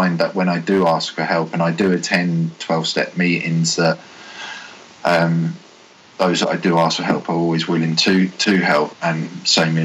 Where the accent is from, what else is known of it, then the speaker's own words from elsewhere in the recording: Hertfordshire, East of England, United Kingdom; moved away as an adult; also born or lived in Bournemouth; I moved back into the hometown of where I had originally moved away from seven years